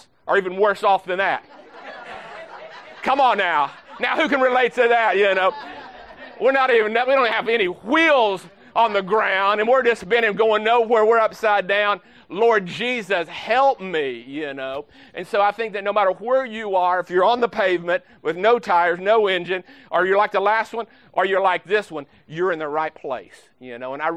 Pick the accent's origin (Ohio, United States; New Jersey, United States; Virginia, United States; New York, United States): Ohio, United States; Baltimore; I'm from Baltimore, Ohio, just right outside of Pickerington.